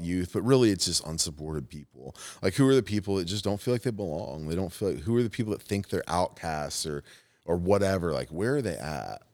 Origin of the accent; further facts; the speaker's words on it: Fort Wayne, Indiana, United States; moved away; Fort Wayne's my hometown.